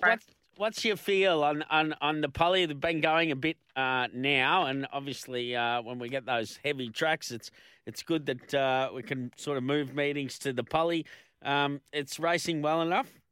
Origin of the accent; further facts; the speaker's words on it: Melbourne, Victoria, Australia; we're both from from Melbourne